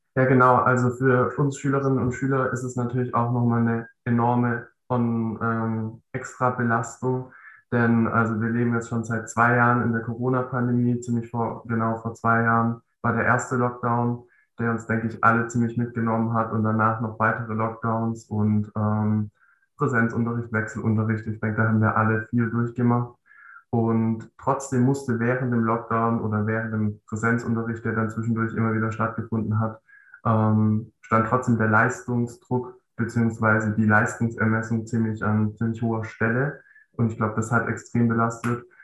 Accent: Baden-Württemberg, Germany; 10. Klasse ist bei uns in Baden-Württemberg ja noch so aufgeteilt

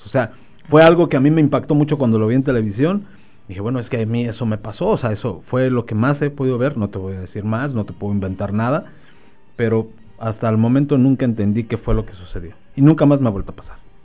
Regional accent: Nezahualcóyotl, State of Mexico, Mexico; moved away; allá en mi tierra natal, allá en Ciudad Nesa

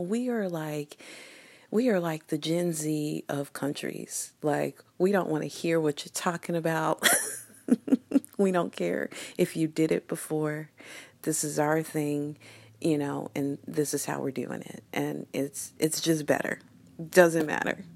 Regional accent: United States; little American kids

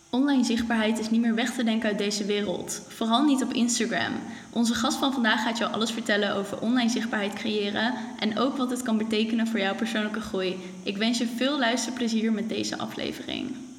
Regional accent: Zeist, Utrecht, Netherlands; ik kom zelf uit Zeist

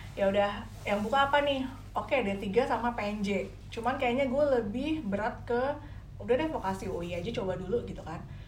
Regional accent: Depok, West Java, Indonesia; also born or lived in Semarang / Kalibata, Jakarta; jadi baru 5 SD sampai seterusnya gue baru jadi adep alias anak Depok.

